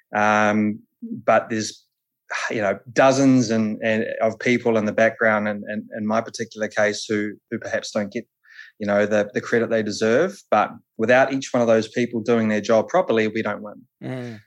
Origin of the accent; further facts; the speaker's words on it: Palmerston North, Manawatū-Whanganui, New Zealand; I'm from Palmy originally, um, so I sort of grew up at the the Manfield race circuit down there